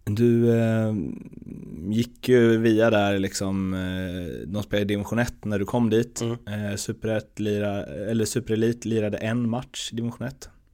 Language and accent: Swedish; Örby, Sweden; jag är uppväxt i Örby, med Örby IS som moderklubb